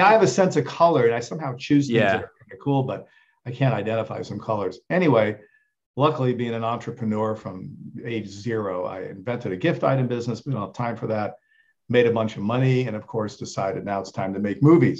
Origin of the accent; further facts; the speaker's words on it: Rome, Lazio, Italy; I was lucky in that first I grew up in Italy. So my dad was there making films. We lived in Rome, but, we traveled to former Yugoslavia, to Spain.